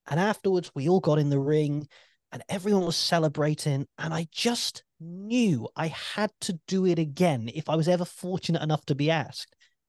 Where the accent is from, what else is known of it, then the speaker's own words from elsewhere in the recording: United Kingdom; As a Brit, I have no shame with that.